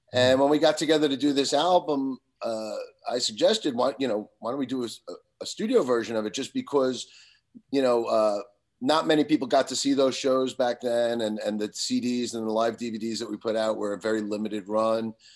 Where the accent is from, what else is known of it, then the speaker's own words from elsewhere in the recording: Long Island, New York, United States; growing up in Long Island, you know, in nineteen eighty-one, eighty-two, eighty-three